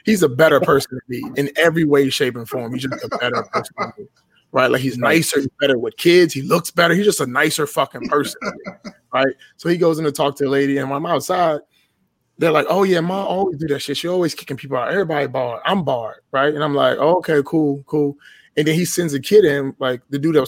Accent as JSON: {"language": "English", "town": "Washington", "region": "District of Columbia", "country": "United States", "tie": "born or raised there", "said": "So, I was born and raised in Washington, D.C., right? I live just outside of the city now"}